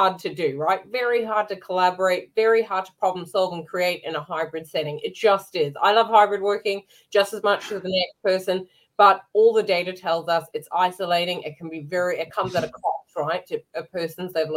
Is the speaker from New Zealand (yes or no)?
yes; New Zealand; now in London, United Kingdom; I'm a New Zealander